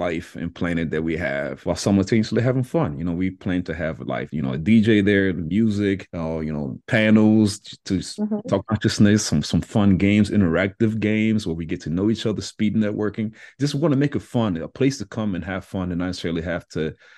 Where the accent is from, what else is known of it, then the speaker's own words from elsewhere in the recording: DR Congo; moved away; I'm originally from the Democratic Republic of Congo